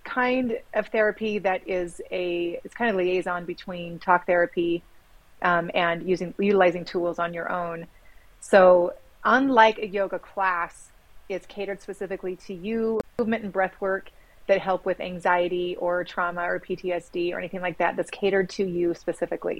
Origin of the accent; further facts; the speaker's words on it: Sandy, Utah, United States; also born or lived in Sacramento; now in Midway, United States; I grew up in Little Cottonwood Canyon area. It was sandy.